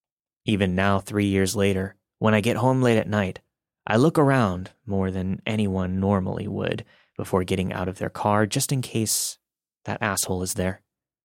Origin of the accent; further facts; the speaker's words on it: India; English is a second language; I'm from India, and I live in a well-known city in the country.